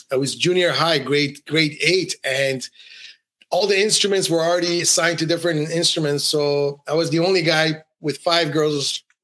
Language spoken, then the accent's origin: English; Iran; Well, I was born in Iran, so the oh. first quarter of my life, I lived in Iran